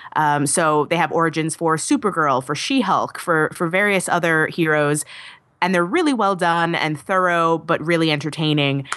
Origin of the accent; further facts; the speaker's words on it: New York City, New York, United States; New York is my hometown